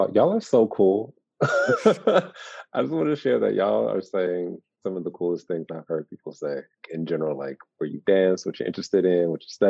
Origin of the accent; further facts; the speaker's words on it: Phoenix, Arizona, United States; I'm from LA, Los Angeles born, in Phoenix, Arizona raised.